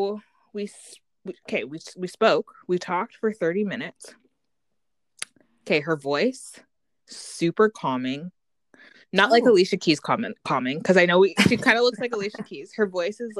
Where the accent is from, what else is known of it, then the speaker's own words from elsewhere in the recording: Canada; now in Vancouver, Canada; me being having an American family and then growing up in Canada